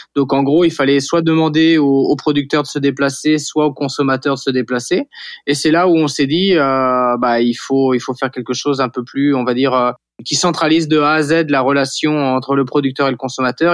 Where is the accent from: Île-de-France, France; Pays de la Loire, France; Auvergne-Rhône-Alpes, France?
Pays de la Loire, France; Saint-Jean-de-Monts; also born or lived in Nantes; j'ai grandi à, Saint-Jean-de-Mont en Vendée, c'est sur la côte à, 45 minutes euh, d'ici de Nantes